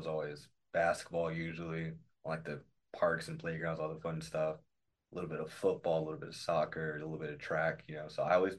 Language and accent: English; Orlando, Florida, United States; Born and raised in Orlando, Florida.